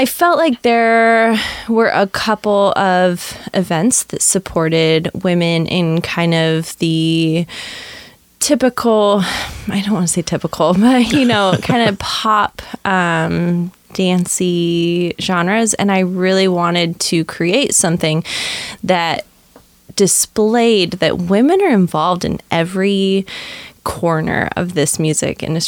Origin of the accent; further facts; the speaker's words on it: Newberg, Oregon, United States; also born or lived in Kansas; now in Portland, United States; I grew up in Newburgh. I'm born and raised in Oregon